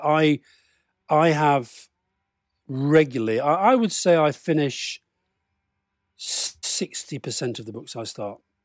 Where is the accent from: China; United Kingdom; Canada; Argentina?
United Kingdom; Keighley, Yorkshire and the Humber; I grew up in Keighley in Yorkshire